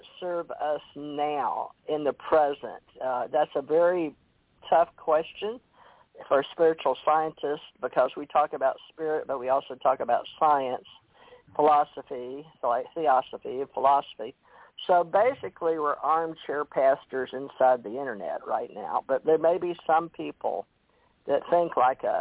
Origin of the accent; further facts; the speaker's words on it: Monroe, Louisiana, United States; moved away; also born or lived in Hawaii; I was born in Monroe, Louisiana